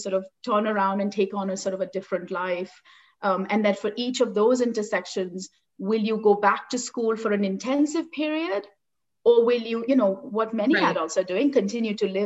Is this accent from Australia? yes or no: no; Mumbai, Maharashtra, India; moved away as an adult; also born or lived in North Carolina, United States / New York, United States; now in Toronto, Canada; I grew up in Bombay in India